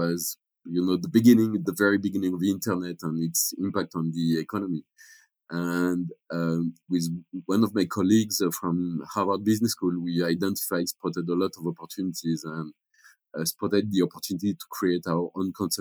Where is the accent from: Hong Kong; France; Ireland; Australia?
France; moved away as an adult; also born or lived in Mexico; I was born in France